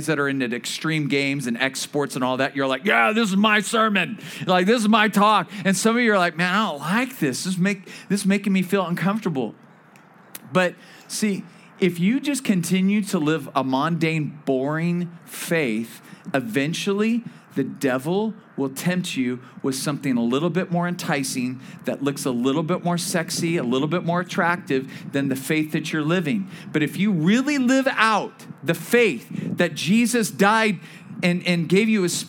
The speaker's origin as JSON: {"language": "English", "town": "Bakersfield", "region": "California", "country": "United States", "moved": "as an adult", "lives_now": "Thousand Oaks, United States", "said": "we're originally from Bakersfield"}